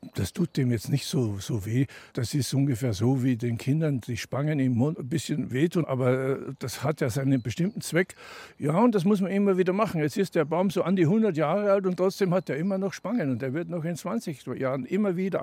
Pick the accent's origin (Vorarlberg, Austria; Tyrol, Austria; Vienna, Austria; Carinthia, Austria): Tyrol, Austria; moved away as an adult; also born or lived in Denver, United States; Ich bin also in Tirol aufgewachsen in den Bergen